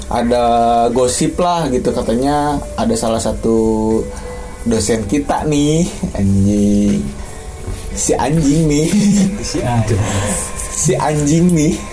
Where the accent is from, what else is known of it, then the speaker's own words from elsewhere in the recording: Ujung Berung, West Java, Indonesia; Gue Ujung Berung anjing. Ujung Berung juga udah jauh anjing.